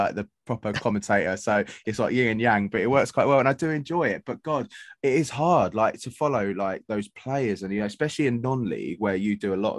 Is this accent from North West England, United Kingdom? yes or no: no; London, United Kingdom; I grew up in London